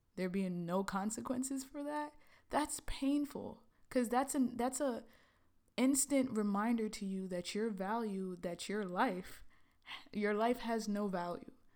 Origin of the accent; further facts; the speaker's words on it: New York City, New York, United States; moved away as an adult; also born or lived in Trinidad; now in Los Angeles, United States; growing up in Brooklyn, you know, I was born in the Caribbean, born in Trinidad